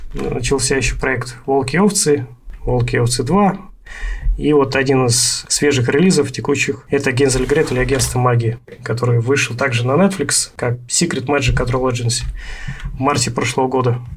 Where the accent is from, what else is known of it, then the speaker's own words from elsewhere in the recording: Omsk, Omsk Oblast, Russia; also born or lived in Sakhalin; now in Voronezh, Russia; вот в Омске у нас